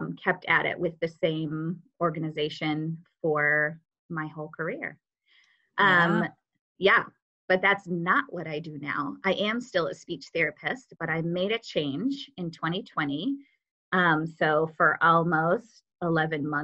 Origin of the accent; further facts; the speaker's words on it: Wisconsin, United States; moved away as an adult; now in Indianapolis, United States; I'm from Wisconsin originally, moved to Indiana for a boy